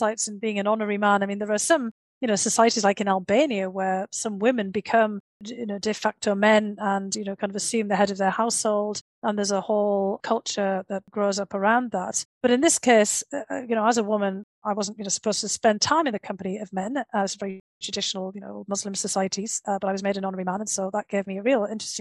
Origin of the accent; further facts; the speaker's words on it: Bishop Auckland, North East England, United Kingdom; moved away as an adult; also born or lived in St Andrews, Scotland / United States; my hometown of Bishop Auckland had one of the last Roman forts